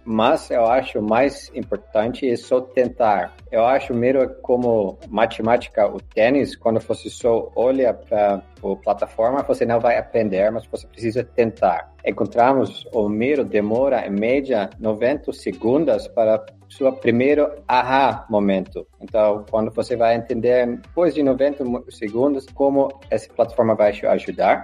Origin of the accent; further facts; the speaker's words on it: Netherlands; Portuguese is a second language; Eu sou holandês